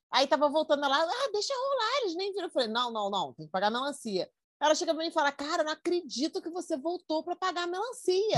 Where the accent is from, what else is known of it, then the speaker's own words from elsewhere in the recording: Brazil; moved away; eu sou muito brasileira para gringo